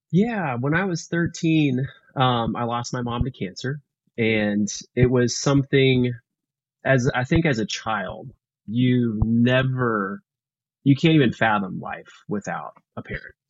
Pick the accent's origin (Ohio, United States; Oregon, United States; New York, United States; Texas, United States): Texas, United States; Houston; now in Austin, United States; I grew up in Texas. I grew up in uh, Houston